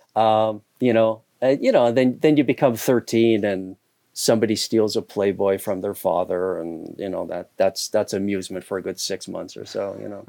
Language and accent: English; Hamilton, Ontario, Canada; moved away as an adult; also born or lived in Toronto / Southeast Asia / New York City; now in Catskills, New York, United States; I grew up in Canada. I grew up in a steel town, uh, called Hamilton, Ontario